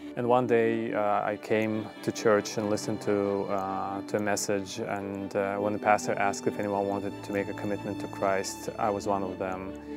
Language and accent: English; Baku, Azerbaijan; I grew up in the capital of Azerbaijan, which is Baku.